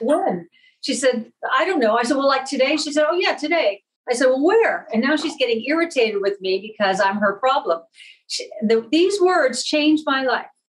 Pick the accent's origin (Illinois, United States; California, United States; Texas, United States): California, United States; San Bruno; moved away; i grew up in northern california very middle class little town called san bruno